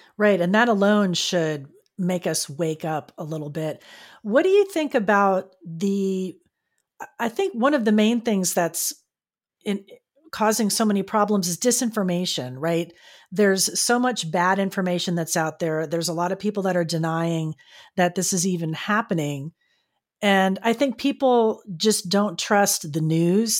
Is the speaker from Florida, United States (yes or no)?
yes; Fort Lauderdale, Florida, United States; now in San Diego, United States; my hometown of Fort Lauderdale